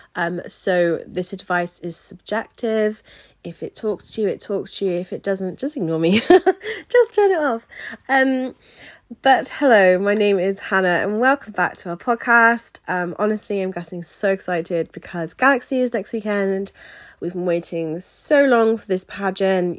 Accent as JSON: {"language": "English", "area": "Wiltshire", "region": "South West England", "country": "United Kingdom", "tie": "born or raised there", "said": "my hometown in Wiltshire. So, well, home county"}